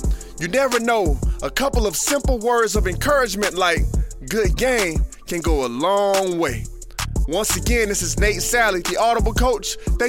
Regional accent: South Florida, United States; Now, growing up in South Florida

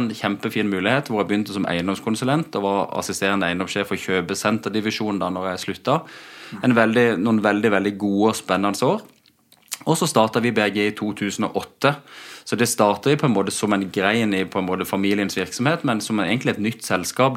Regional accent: Spangereid, Agder, Norway; moved away as an adult; also born or lived in United States; now in Kristiansand, Norway; Født og oppvokst ute på Spangereid.

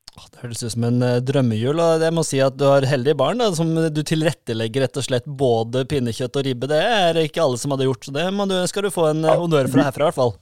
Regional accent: Grimstad, Agder, Norway; Vi er, er fra Grimstad

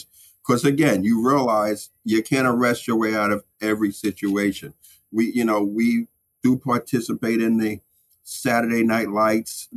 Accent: New York City, New York, United States; I grew up in the Sumner Projects or I grew up in Bed-Stuy

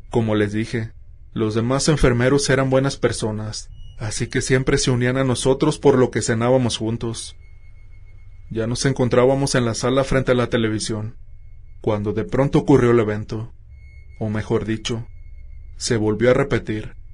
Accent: Peru; soy originario de Perú.

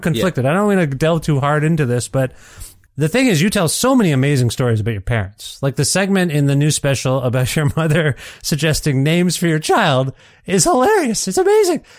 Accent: Canada; born or raised there

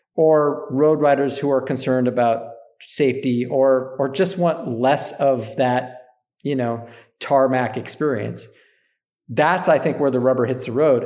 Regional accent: Upper Peninsula of Michigan, United States; I grew up in Upper Michigan in the U P

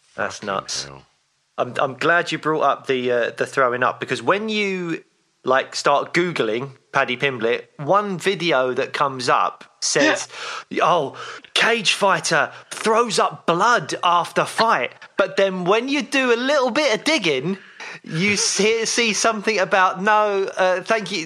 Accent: London, United Kingdom; Peckham, where I grew up

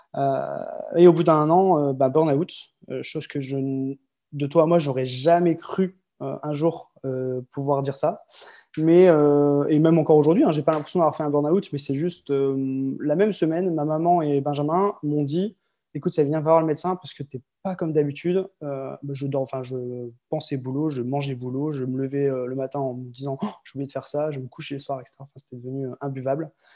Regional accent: Lille, Hauts-de-France, France; moved away as an adult; also born or lived in Croix / Marseille / Malaga, Spain; je suis né euh, à Croix, dans le Nord, tout près de Lille. Lille où j'ai vécu quasiment toute ma vie

